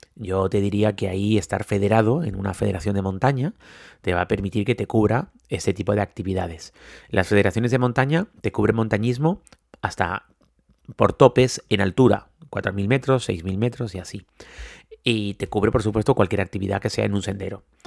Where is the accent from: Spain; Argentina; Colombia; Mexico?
Spain; Tenerife, Canary Islands; Los que no somos de nieve, como es mi caso, que soy de Tenerife